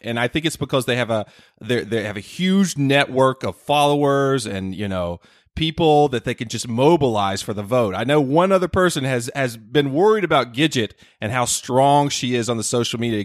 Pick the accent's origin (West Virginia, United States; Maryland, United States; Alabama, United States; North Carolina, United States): North Carolina, United States; my home state of North Carolina